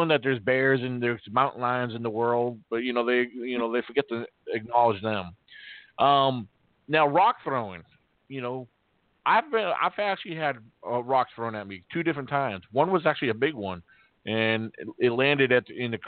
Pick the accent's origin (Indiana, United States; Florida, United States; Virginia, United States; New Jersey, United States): Virginia, United States; also born or lived in Massachusetts; I'm from Massachusetts, but I grew up here in Virginia